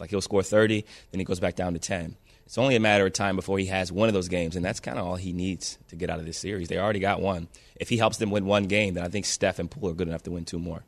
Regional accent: Ohio, United States; I'm from Ohio, so I played football, you know, most most of my life

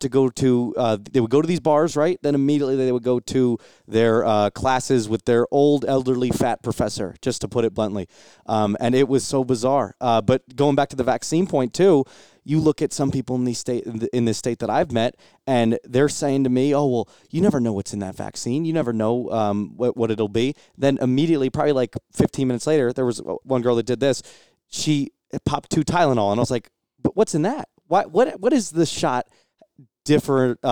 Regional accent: New Jersey, United States; moved away as an adult; now in Oklahoma, United States; I'm from New Jersey

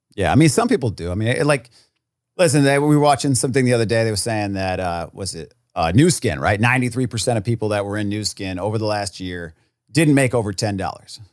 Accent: Rhode Island, United States; moved away; I was from Rhode Island

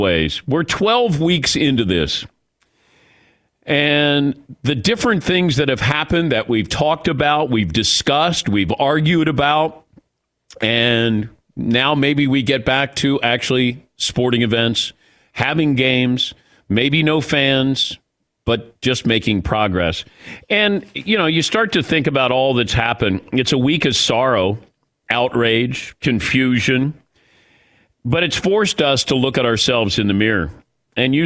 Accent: Ohio, United States; I grew up in Ohio

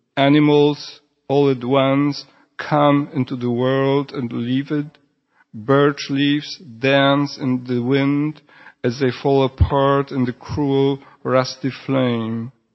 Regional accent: Poland; first language Polish; English is a second language; moved away; also born or lived in Houston

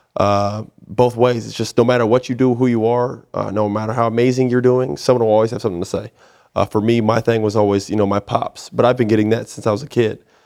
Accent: Orlando, Florida, United States; now in Houston, United States; it's similar to Florida, where I'm from. I'm from Orlando, Florida

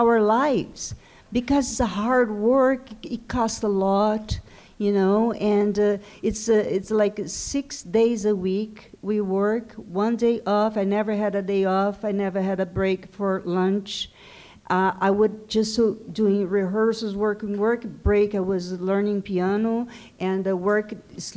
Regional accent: Brazil; first language Portuguese; English is a second language; moved away

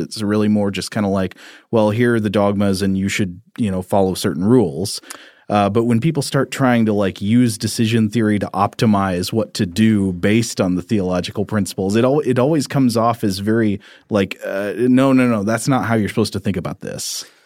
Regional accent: Tennessee, United States; growing up in Tennessee

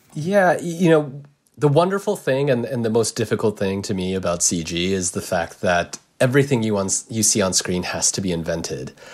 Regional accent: United States; I'm Japanese American

